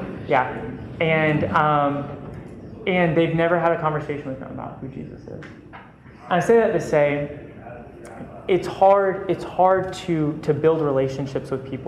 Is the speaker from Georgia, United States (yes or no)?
yes; Perry, Georgia, United States; I came from Perry, Georgia, middle of nowhere